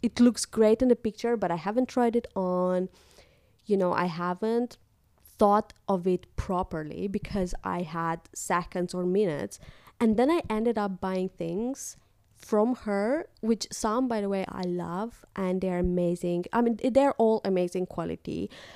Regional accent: Moldova; moved away as an adult; now in Netherlands; back in my home country, in Moldova, we had couple of shops

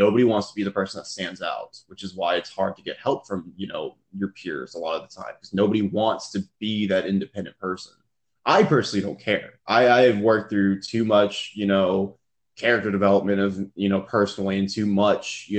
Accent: Texas, United States; also born or lived in California; We moved to Texas from California

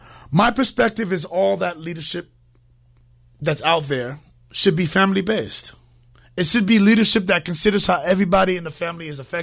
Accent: Harlem, New York, United States; now in Connecticut, United States; I'm originally from Harlem. But then the rent for an apartment went up to like $3 million a month. So here I am in Connecticut now on an extended stay vacation.

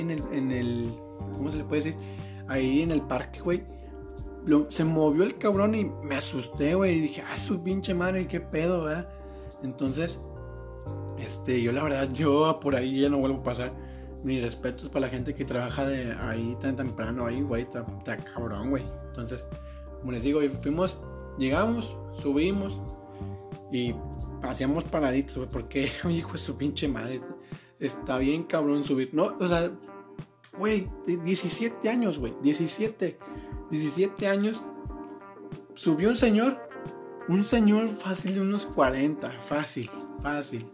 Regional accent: Monterrey, Nuevo León, Mexico; soy de Monterrey

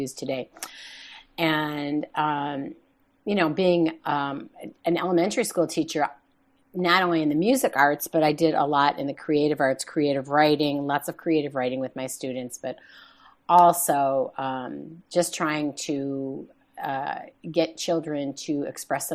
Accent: Chicago, Illinois, United States; moved away as an adult; also born or lived in Claremont, California; now in California, United States; I was born and raised in Chicago, and I lived there for the first 21 years of my life

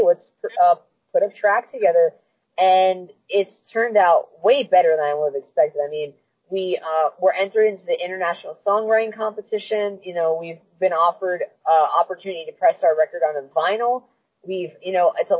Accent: New Hampshire, United States; also born or lived in Albuquerque, New Mexico / South Carolina; growing up in first 6 years of my life, I wasn't in New Hampshire. Three was in New Mexico. Three was in South Carolina. But after

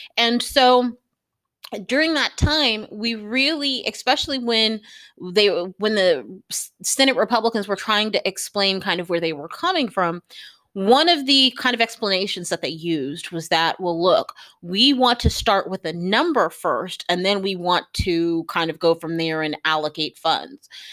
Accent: United States; as an American

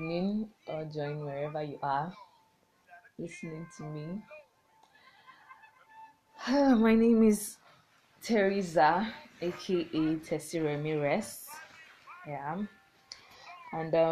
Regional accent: Lagos, Nigeria; I was born in Lagos and I stayed there for like 11 years before I left

